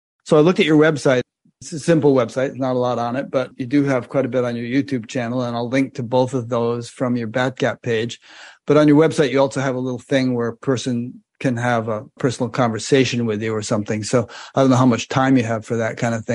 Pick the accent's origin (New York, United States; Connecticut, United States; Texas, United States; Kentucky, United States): Connecticut, United States; my home state of Connecticut